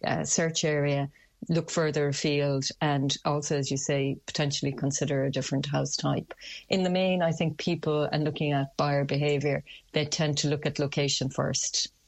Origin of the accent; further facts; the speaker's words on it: Limerick, Munster, Ireland; And certainly to my mind, I'm from Limerick, I'm biased, I'm going to say it's going to represent good value for money.